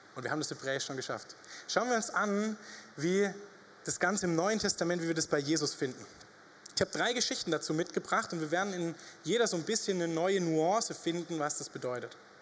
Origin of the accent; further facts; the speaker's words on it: Upper Franconia, Bavaria, Germany; moved away as an adult; now in Reutlingen, Germany; wir kommen ja aus Oberfranken